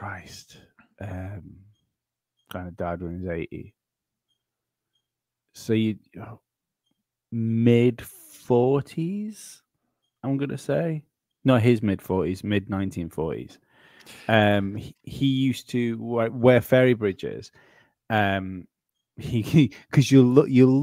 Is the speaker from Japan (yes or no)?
no; Isle of Man; my island